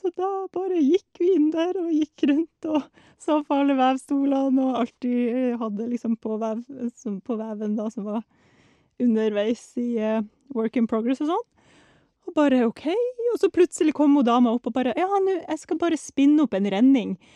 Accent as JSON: {"language": "Norwegian", "country": "Norway", "said": "vi kommer fra Norge."}